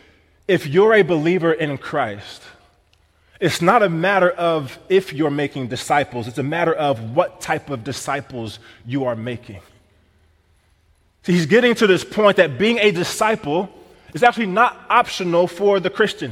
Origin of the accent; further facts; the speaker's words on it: Missouri, United States; now in Wisconsin, United States; I'm from Missouri